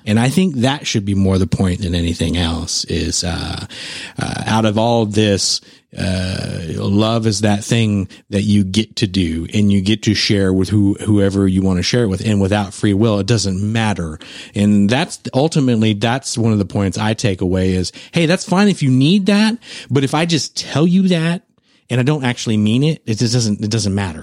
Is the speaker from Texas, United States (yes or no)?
yes; San Antonio, Texas, United States; my hometown